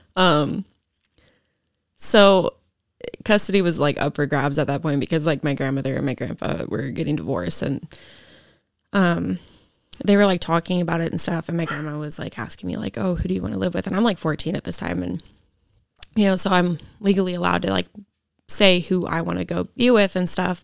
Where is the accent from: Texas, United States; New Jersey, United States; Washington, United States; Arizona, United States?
Washington, United States; Issaquah; so I grew up in Issaquah, and then I lived with my grandparents over there